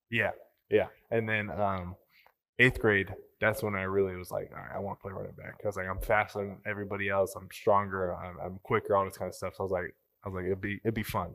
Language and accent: English; Sandy, United States; I growing up in Sandy, we lived an hour away